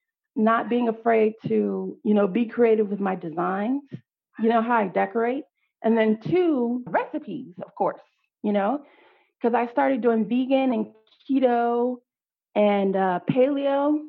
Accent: Pflugerville, Texas, United States; back in my hometown of Austin, or in Pflugerville, rather, because I knew a lot of people

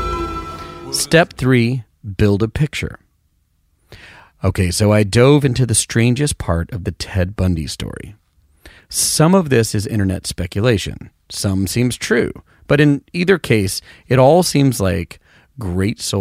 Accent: Knoxville, Tennessee, United States; I grew up near Knoxville

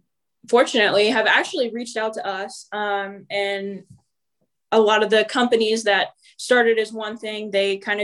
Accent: Illinois, United States; we're from Illinois

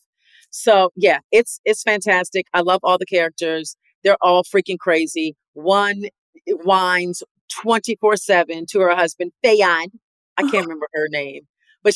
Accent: United States; I'm an American

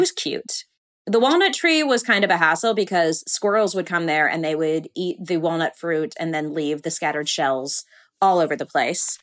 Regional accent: Burbank, California, United States; I grew up in Burbank, California

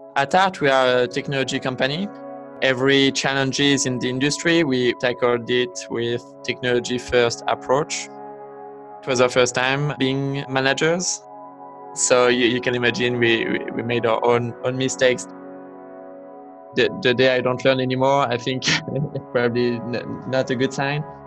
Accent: Vichy, Auvergne-Rhône-Alpes, France; English is a second language; moved away as an adult; also born or lived in Los Angeles, United States / Bay Area, United States; now in United States; I grew up in a, in a small town in the countryside uh, called Vichy

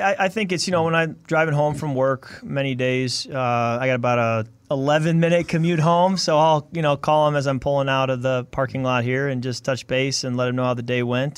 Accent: Chicago, Illinois, United States; also born or lived in Michigan; now in Minnesota, United States; I grew up in Chicago, so naturally I was a Bear fan

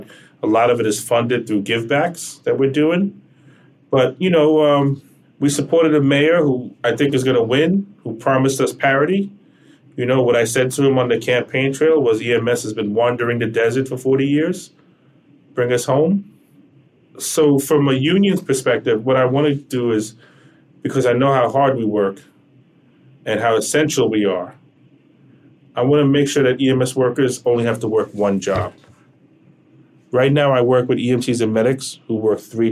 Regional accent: United States; me as an American

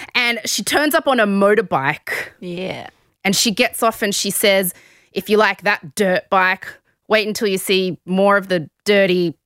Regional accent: Sydney, New South Wales, Australia; I grew up in the West.

